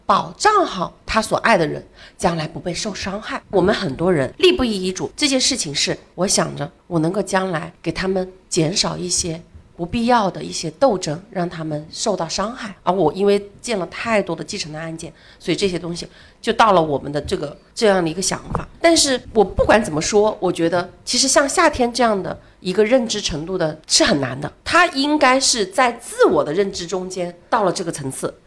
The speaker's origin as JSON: {"language": "Chinese", "country": "China", "said": "我是这个长沙服务中心的一个负责人"}